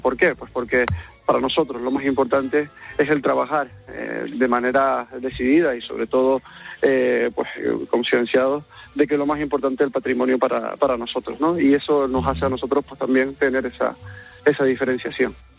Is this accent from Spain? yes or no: yes; San Cristóbal de La Laguna, Canary Islands, Spain; nosotros, pues como en este caso como laguneros y las laguneras